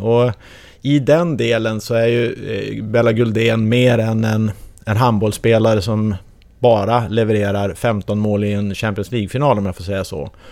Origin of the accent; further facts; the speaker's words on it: Sweden; Som svensk